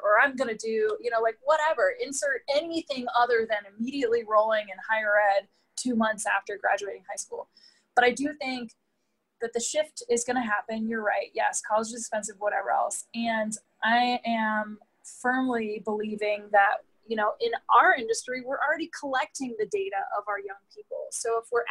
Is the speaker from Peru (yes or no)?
no; East Coast, United States; I grew up on the East Coast